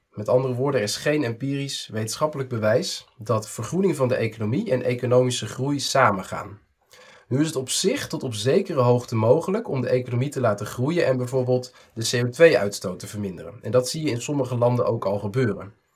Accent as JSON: {"language": "Dutch", "country": "Netherlands"}